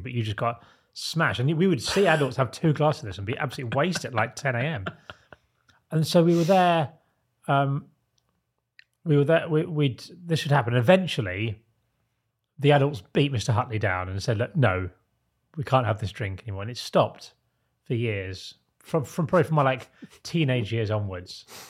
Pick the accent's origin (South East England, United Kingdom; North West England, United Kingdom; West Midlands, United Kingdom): South East England, United Kingdom; Isle of Sheppey; when I was growing up on the Isle of Sheppey